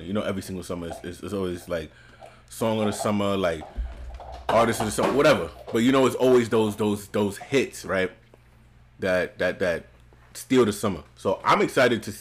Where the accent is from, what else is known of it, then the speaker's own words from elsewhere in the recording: New York City, New York, United States; As a New Yorker, as a Brooklynite